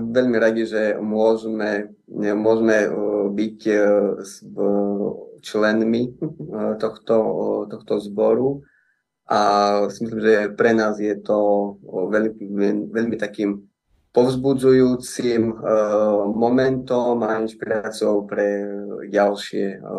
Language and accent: Slovak; Slovakia; čo sa týka nás, ako to sme boli zo Slovenska